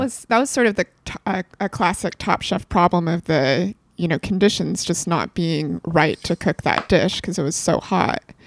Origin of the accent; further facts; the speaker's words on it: West Coast, United States; I'm both from the West Coast